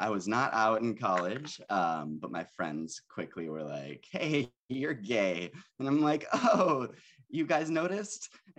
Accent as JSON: {"language": "English", "town": "Buffalo", "region": "New York", "country": "United States", "also_born_or_lived": "Chicago", "moved": "as an adult", "lives_now": "Los Angeles, United States", "said": "All right, so I'm from Buffalo, New York. And I moved to Chicago for college."}